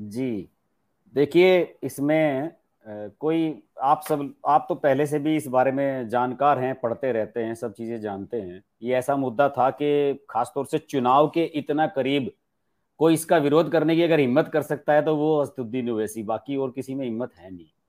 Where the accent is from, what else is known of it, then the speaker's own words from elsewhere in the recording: Uttar Pradesh, India; मैं उत्तर प्रदेश का रहने वाला हूं